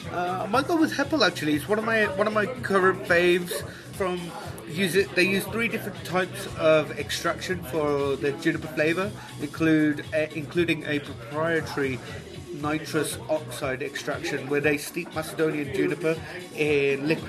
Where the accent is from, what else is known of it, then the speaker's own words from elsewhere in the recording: Birmingham, West Midlands, United Kingdom; I'm from Birmingham, born and bred, and I've been here pretty much